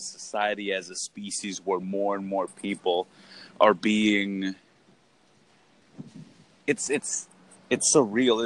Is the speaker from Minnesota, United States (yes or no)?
no; Hollister, California, United States; I was born in Hollister, California, which is a tremendously small town in Northern California. Had a pretty basic life